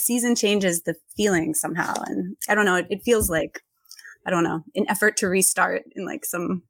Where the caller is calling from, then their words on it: Boston, Massachusetts, United States; Yeah, I'm in Boston, which is officially marking its first Indigenous Peoples Day for the first time today.